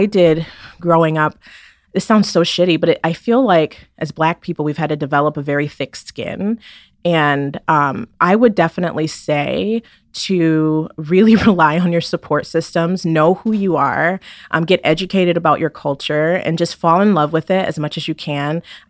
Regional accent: Michigan, United States; also born or lived in Maryland / New York; And so I've lived in different states. I've lived in Maryland. I grew up in Michigan mainly. We lived in New York.

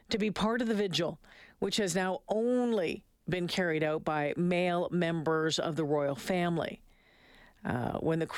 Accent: Austria; Very emotional. Extraordinary woman. We are from Austria here and we got goosebumps.

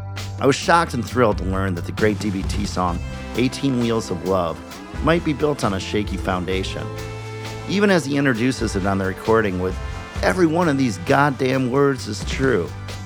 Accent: Minneapolis, Minnesota, United States; my hometown of Minneapolis

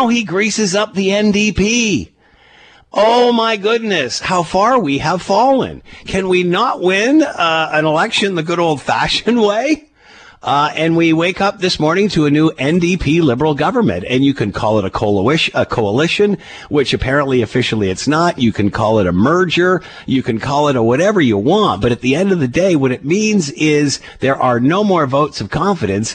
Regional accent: Canada; As a Canadian

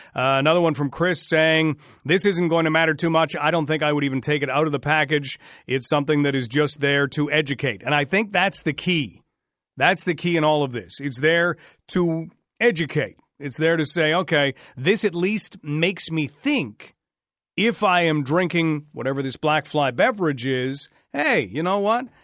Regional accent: Ottawa, Ontario, Canada; now in London, Canada; I grew up in the Ottawa area

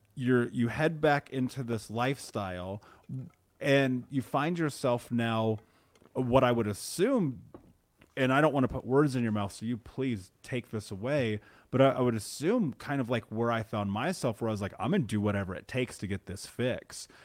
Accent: Indiana, United States; growing up in the Midwest, living in Indiana

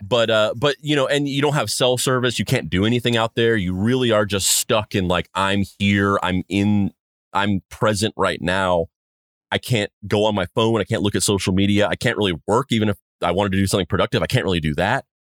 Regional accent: New Mexico, United States; I'm from, I'm from New Mexico

